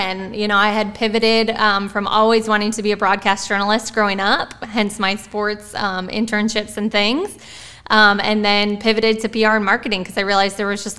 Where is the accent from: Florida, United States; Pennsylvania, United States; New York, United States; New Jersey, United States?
New York, United States; Buffalo; moved away as an adult; also born or lived in Ohio / California; I grew up in Buffalo, New York, and then got my master's in Ohio. So all within 3 hours of each other. And so moved to California with nothing, basically my car and a suitcase.